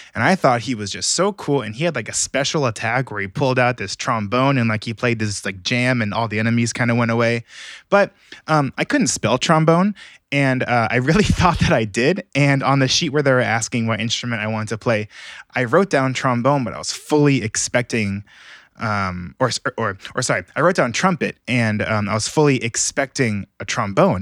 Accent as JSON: {"language": "English", "town": "Alpharetta", "region": "Georgia", "country": "United States", "tie": "born or raised there", "also_born_or_lived": "California", "said": "I was born and raised here in Georgia, in, um, Alpharetta, Georgia, actually, so it's like forty-five minutes north of Atlanta."}